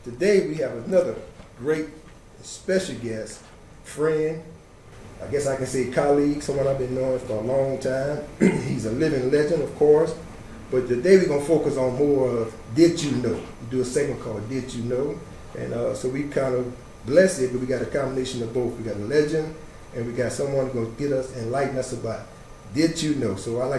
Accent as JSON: {"language": "English", "town": "Franklin", "region": "Louisiana", "country": "United States", "said": "I'm from the big city of Franklin."}